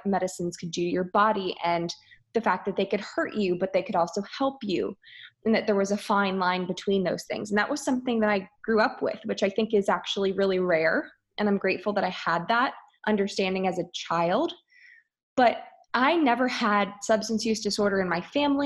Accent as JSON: {"language": "English", "town": "Philadelphia", "region": "Pennsylvania", "country": "United States", "tie": "born or raised there", "also_born_or_lived": "Michigan / Virginia", "said": "I grew up outside of Philadelphia and I really never moved. I was here in a suburban Philadelphia for my entire life"}